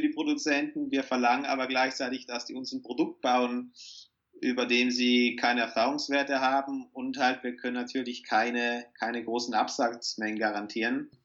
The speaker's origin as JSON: {"language": "German", "area": "South Tyrol", "region": "Trentino-Alto Adige", "country": "Italy", "said": "Typisch als Südtiroler hier in den Bergen"}